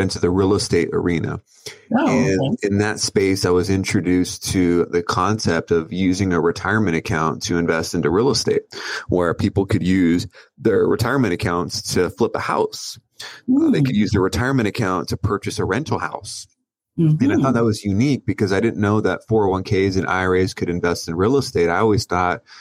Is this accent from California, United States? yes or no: yes; Oceanside, California, United States; I grew up in Oceanside, California